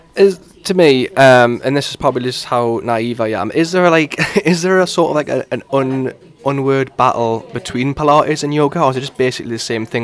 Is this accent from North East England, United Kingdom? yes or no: yes; Newcastle upon Tyne, North East England, United Kingdom; accent: Geordie; my accent is a bit of a giveaway as to where I'm from